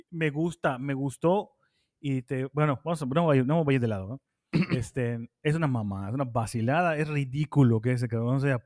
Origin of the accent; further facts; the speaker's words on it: Argentina; ¿no? Y soy argentino. Y bueno, hay muchas estrellas en Argentina, ¿no?